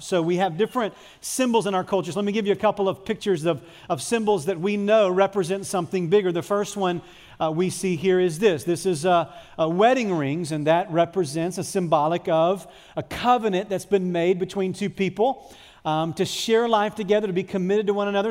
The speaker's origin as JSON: {"language": "English", "country": "United States", "said": "I'm an American, I live in a free country"}